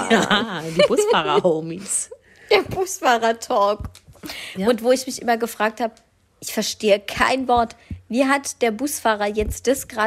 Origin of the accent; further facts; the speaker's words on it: Berlin, Germany; born there; Ich komme aus Berlin, gebürtig.